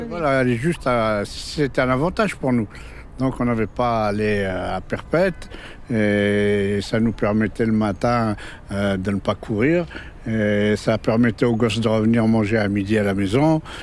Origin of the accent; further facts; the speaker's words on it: Maisons-Alfort, Île-de-France, France; also born or lived in Kabylie, Algeria; j'ai grandi à Maison-Alfort